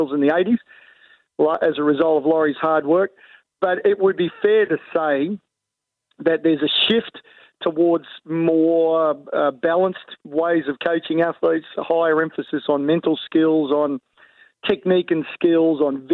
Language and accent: English; Bankstown, New South Wales, Australia; now in Gold Coast, Australia; I was born in Canterbury Hospital. I grew up in Bankstown and played junior rugby league in that area